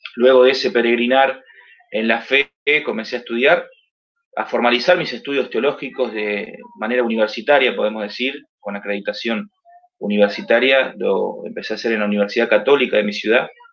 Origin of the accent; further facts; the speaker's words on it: Mar del Plata, Buenos Aires Province, Argentina; trabajando aquí en, mi ciudad, que es Mar del Plata, donde yo nací